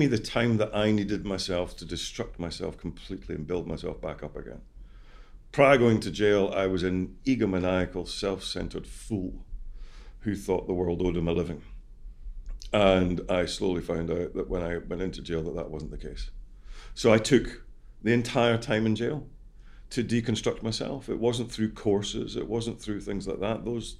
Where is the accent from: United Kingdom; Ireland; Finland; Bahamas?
United Kingdom; Scotland; I'm Scottish.